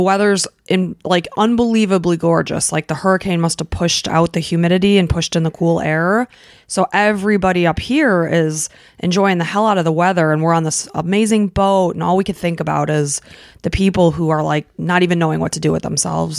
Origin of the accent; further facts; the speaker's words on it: Illinois, United States; moved away as an adult; we grew up in Illinois